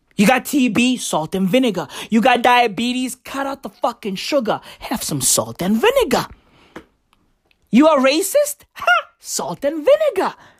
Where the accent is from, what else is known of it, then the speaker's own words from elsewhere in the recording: South Africa; I am South African.